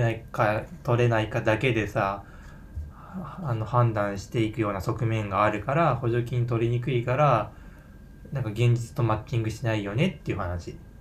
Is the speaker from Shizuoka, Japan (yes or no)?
no; Yamaguchi, Japan; 俺は山口県出身ってなんかバレちゃいそう